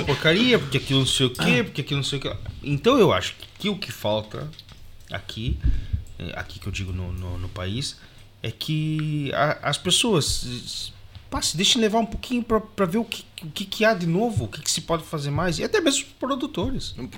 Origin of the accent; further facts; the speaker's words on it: Brazil; now in Portugal; como brasileiro